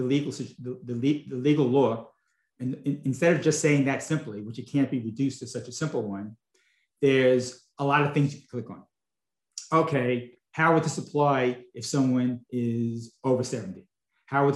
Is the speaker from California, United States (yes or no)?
no; Long Island, New York, United States; also born or lived in Brooklyn, New York; now in Palm Beach, United States; I was born in Brooklyn. I grew up most of my younger life on Long Island. And then moved down here to Florida.